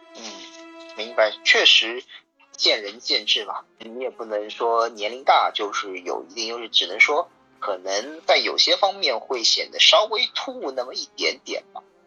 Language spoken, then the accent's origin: Chinese; Shanghai, China; 我们上海